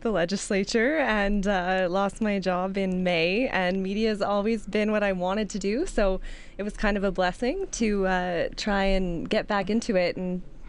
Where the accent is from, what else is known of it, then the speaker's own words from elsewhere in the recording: Kitchener, Ontario, Canada; Yeah, I was. And went to Conestoga College for journalism, and I was working at a radio station there doing news, traffic, weather, sports